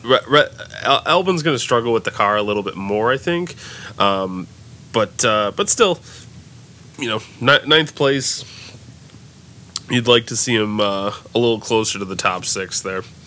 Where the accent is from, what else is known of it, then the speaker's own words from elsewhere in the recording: United States; we're American